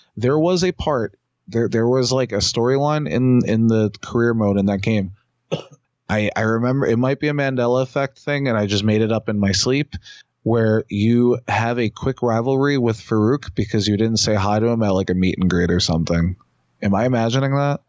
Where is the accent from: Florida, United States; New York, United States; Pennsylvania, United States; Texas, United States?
New York, United States; New York City; years ago when I was younger, there was where I grew up in Queens